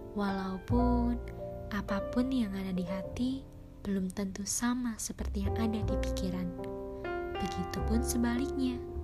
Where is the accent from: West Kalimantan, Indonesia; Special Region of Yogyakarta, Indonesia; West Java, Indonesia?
West Java, Indonesia; Cirebon; Aku lahir di kota Cirebon